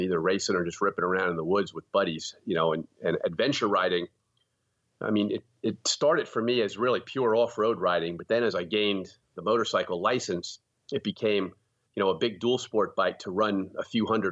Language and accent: English; hard coal region of Pennsylvania, United States; also born or lived in Easton, Pennsylvania; I grew up in a rural area in the hard coal region of Pennsylvania